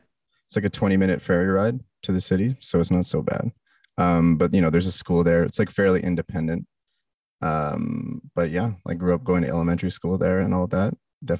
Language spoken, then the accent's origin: English; Bowen Island, British Columbia, Canada; moved away as an adult; also born or lived in Toronto, Canada; now in Montreal, Canada; Born in Toronto, moved to the West Coast as a kid. Okay. And then I grew up on an island called Bowen Island.